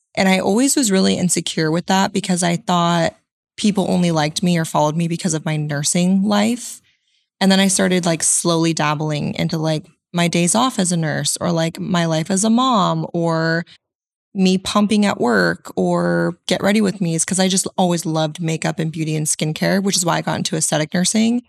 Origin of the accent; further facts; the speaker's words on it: Central Coast, California, United States; now in Arizona, United States; I'm based out of Arizona, but I'm originally from Central Coast, California.